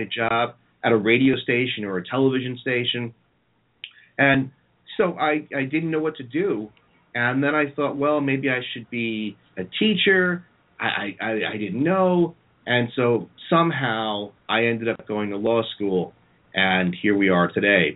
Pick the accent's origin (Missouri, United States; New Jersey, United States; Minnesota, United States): New Jersey, United States; I'm from North Jersey where there's a mall every five steps